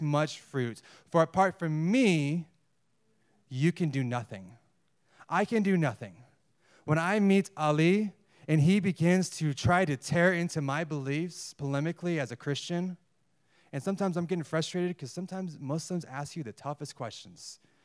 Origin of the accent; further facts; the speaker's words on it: United States; moved away as an adult; I was born in America, in the West. I speak English.